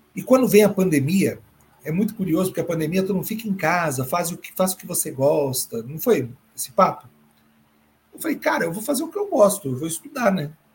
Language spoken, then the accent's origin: Portuguese; São Paulo, Brazil; Retorno a São Paulo, minha terra natal